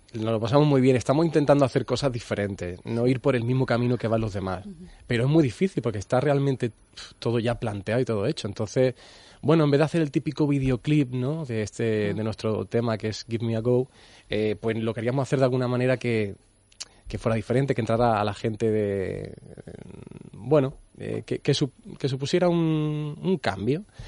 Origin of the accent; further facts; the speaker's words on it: Andalusia, Spain; somos andaluces haciendo música en inglés